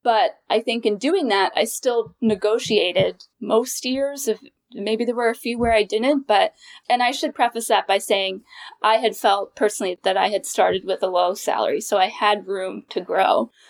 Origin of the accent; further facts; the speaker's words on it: New York, United States; moved away as an adult; now in Washington, D.C. area, United States; I'm originally from New York, and I'm a proud New Yorker, but I knew that I wanted to live in the D C area